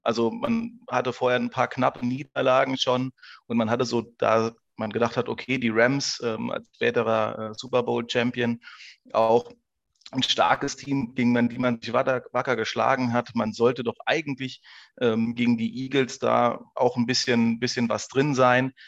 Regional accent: Saarland, Germany; zu Hause heißt im Saarland, also ich bin Saarländer.

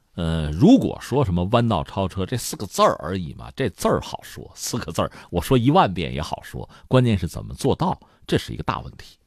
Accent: China; 我们中国人

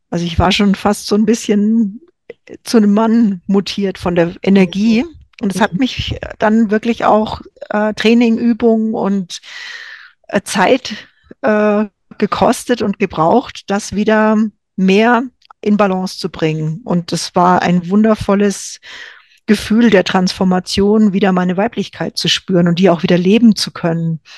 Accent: Franconia, Bavaria, Germany; In Franken, wo ich herkomme, sagt man den Radio

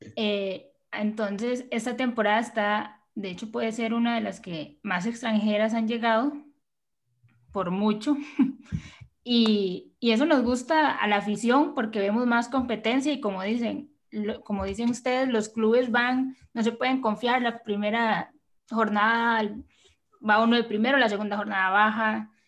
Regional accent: Limón, Costa Rica; Yo soy de Limón

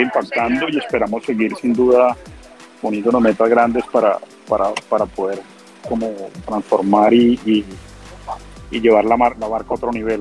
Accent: Colombia; como colombiano, como trabajador de Rappi

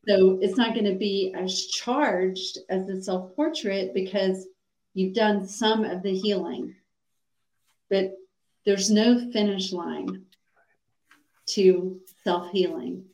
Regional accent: Atlanta, Georgia, United States; I grew up in Atlanta, Georgia

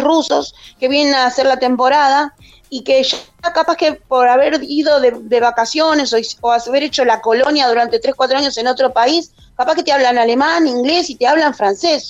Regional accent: Argentina; moved away as an adult; now in Spain; somos argentinos, donde estemos somos argentinos

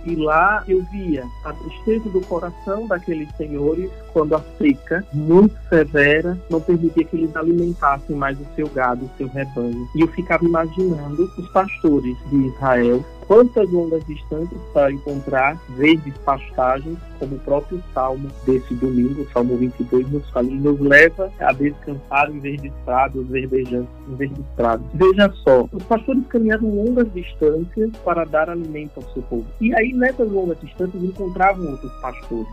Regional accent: Sergipe, Brazil; accent: Northeastern (nordestino); O sotaque é próprio nosso. Amo o Nordeste, amo a minha terra, Sergipe

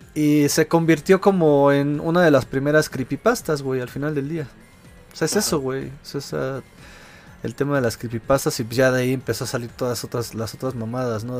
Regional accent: Mexico City, Mexico; yo soy de Iztapalapa

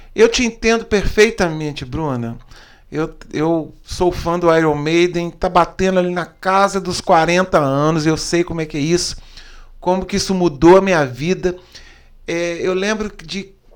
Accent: Brazil; eu sou brasileiro

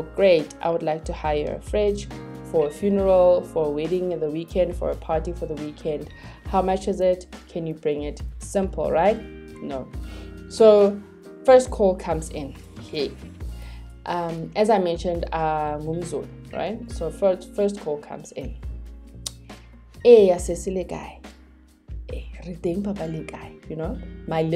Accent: Johannesburg, Gauteng, South Africa; I was born and raised in Soweto

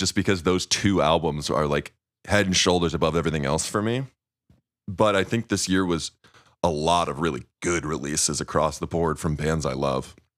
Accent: Missouri, United States; growing up in Missouri

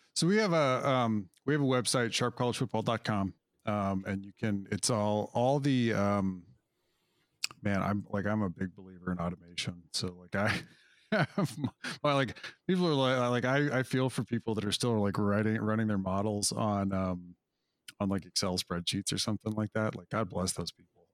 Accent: Wyoming, United States; moved away; I grew up in Wyoming, of all places

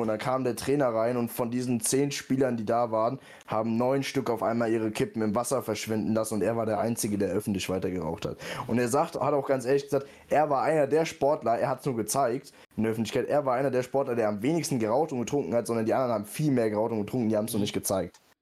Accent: near Frankfurt, Hesse, Germany; Ich komme ja auch hier aus der Nähe

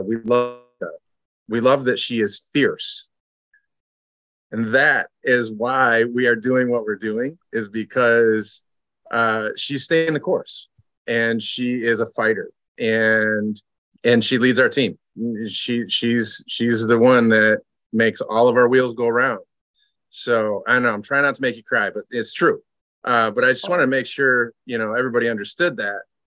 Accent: Lansing, Michigan, United States; now in Grand Rapids, United States; I grew up in Lansing

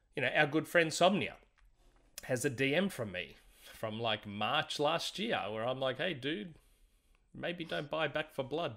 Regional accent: Australia; I'm Aussie

